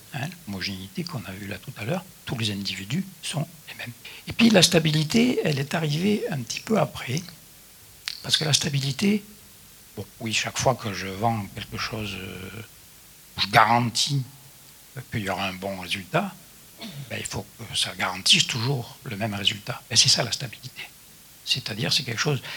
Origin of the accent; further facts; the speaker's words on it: Midi viticole, southern France, France; je suis du Midi viticole